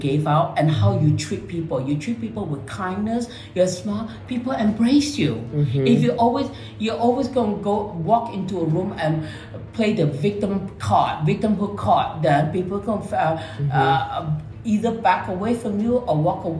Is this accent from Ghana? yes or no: no; Malaysia; now in United States; I'm a brown skinned Asian from Chinese born and raised in Malaysia.